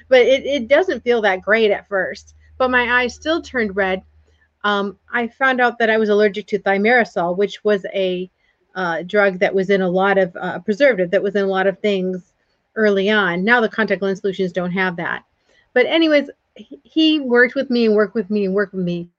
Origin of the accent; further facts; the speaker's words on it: Port Huron, Michigan, United States; moved away; also born or lived in Georgia; I grew up in Michigan in the United States in a small town, Port Huron.